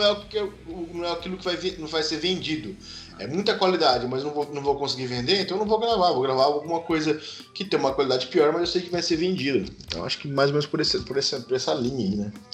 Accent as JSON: {"language": "Portuguese", "town": "Penápolis", "region": "São Paulo", "country": "Brazil", "tie": "born or raised there", "said": "lá na minha cidade, no interior de São Paulo, Penápolis"}